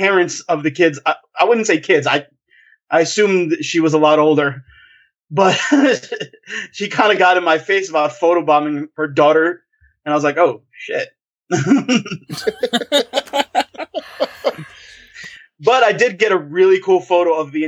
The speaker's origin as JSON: {"language": "English", "town": "New York City", "region": "New York", "country": "United States", "also_born_or_lived": "Clifton, New Jersey", "moved": "as an adult", "lives_now": "Jersey City, United States", "said": "I'm in Jersey City, actually, right now, but originally from Queens"}